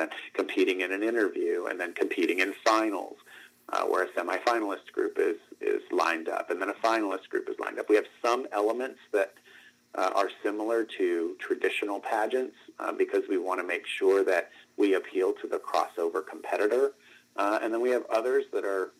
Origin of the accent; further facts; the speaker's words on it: Northeast Ohio, United States; moved away; also born or lived in Miami, Florida; I'm from Miami, Florida, originally, grew up in Northeast Ohio, but was born in Southeast Florida